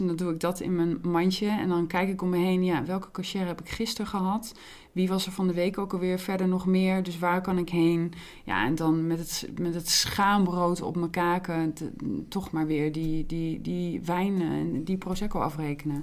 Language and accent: Dutch; Heerenveen, Friesland, Netherlands; moved away; toen ik in Heerenveen woonde in Friesland, daar ben ik opgegroeid